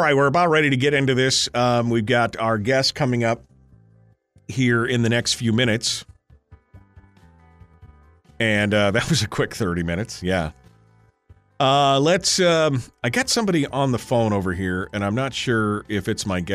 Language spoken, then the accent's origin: English; Fairbanks, Alaska, United States; I'm from Fairbanks